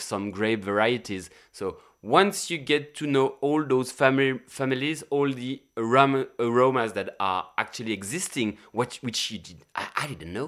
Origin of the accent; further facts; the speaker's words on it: Gap, Provence-Alpes-Côte d'Azur, France; I was running a hotel in my hometown in Gap, in, uh, the southeast of the, of France